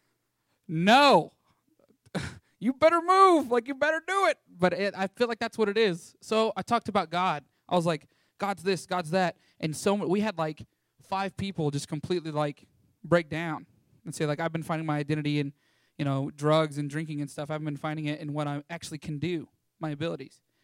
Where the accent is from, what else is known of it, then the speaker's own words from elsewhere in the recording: Canyon, Texas, United States; moved away as an adult; born and raised in Canyon, Texas